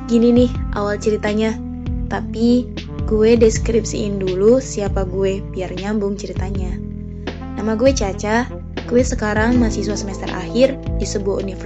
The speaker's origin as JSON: {"language": "Indonesian", "region": "Sumatra", "country": "Indonesia", "said": "Gue berasal dari Sumatera, dulu ketika SMK gue nggak kenal yang namanya K-pop, Korea, K-drama"}